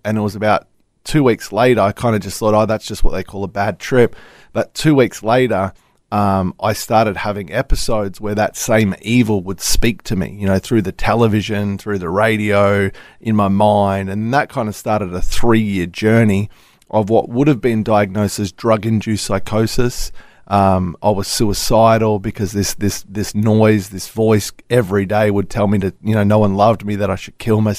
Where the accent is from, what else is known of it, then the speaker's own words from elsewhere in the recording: Melbourne, Victoria, Australia; now in Gold Coast, Australia; I was born in Melbourne